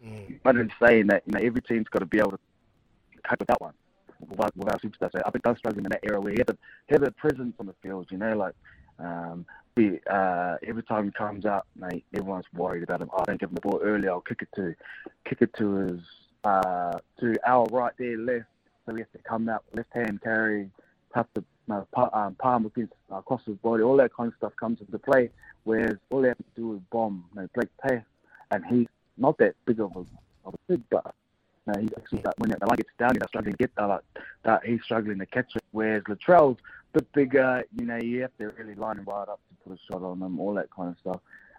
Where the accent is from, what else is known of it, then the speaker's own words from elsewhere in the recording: Queensland, Australia; But I'm a pro Queenslander. I'm a Queenslander.